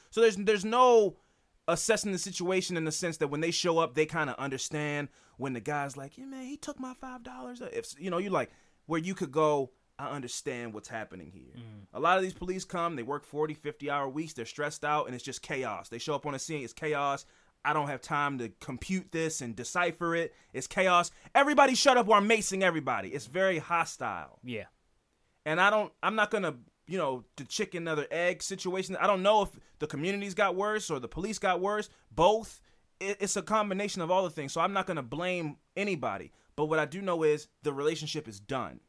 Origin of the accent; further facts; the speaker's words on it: United States; I'm an American